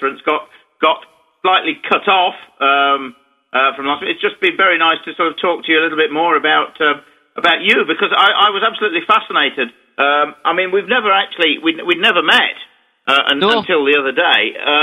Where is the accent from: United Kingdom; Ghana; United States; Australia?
United Kingdom; England